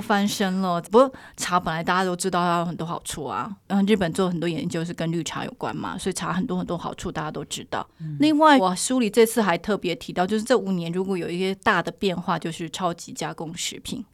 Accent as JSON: {"language": "Chinese", "country": "Taiwan", "said": "我们台湾的研究"}